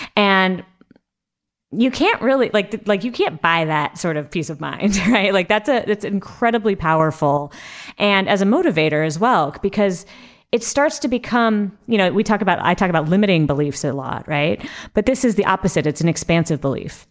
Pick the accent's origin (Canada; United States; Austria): United States; Southern California; my family's Mexican, and I grew up in Southern California.